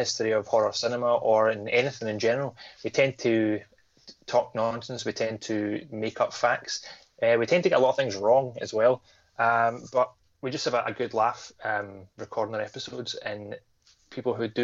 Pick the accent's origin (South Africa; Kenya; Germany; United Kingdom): United Kingdom; Scotland; accent: Scottish; we're heavily Scottish. And we talk very fast